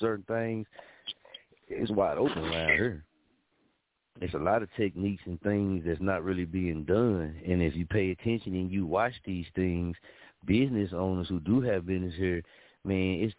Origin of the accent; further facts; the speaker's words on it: Muskogee, Oklahoma, United States; also born or lived in Wichita, Kansas; my hometown, Muskogee